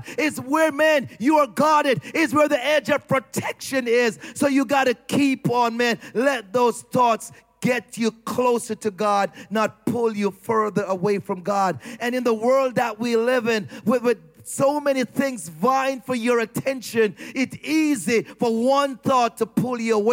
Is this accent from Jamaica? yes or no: yes; Jamaica; I'm Jamaican